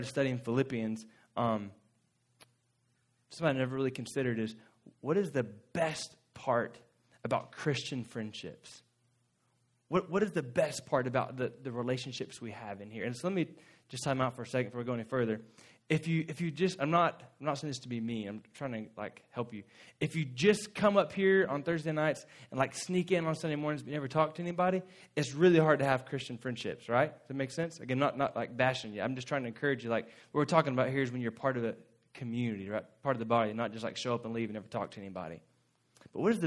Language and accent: English; Florida, United States; moved away; Lauren and I grew up in Florida, and where we're from is just under Georgia